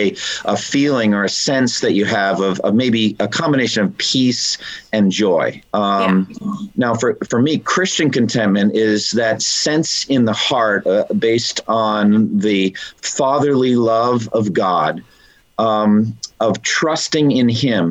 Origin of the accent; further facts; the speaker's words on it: Eastern Massachusetts, United States; I was raised in Eastern Massachusetts in a Roman Catholic background